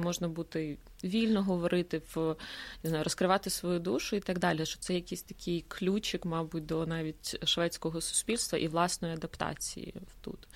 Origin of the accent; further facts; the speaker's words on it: Ukraine; moved away as an adult; now in Sweden; ми з України